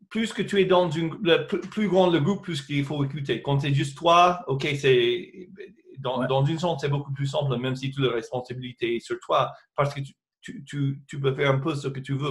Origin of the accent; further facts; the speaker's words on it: United States; des choses que j'ai chantées en mon enfance aux États-Unis